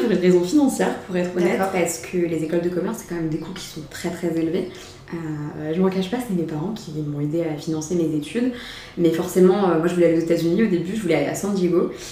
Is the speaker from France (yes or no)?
yes; Mayenne, Pays de la Loire, France; also born or lived in Rennes / Vietnam / Paris; Je suis issue de la Mayenne